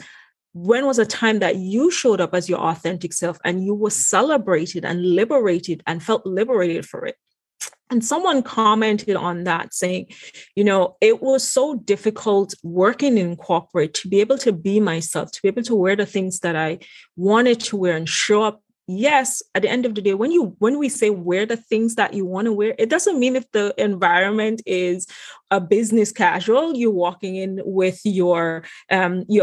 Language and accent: English; Antigua & Barbuda; moved away as an adult; now in United States; my background of, you know, growing up in the Caribbean.